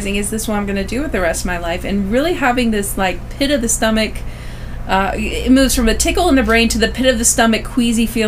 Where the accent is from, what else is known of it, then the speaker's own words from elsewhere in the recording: St. Charles, Missouri, United States; I grew up in the St. Louis area, St. Louis, Missouri, to specifically St. Charles, Missouri.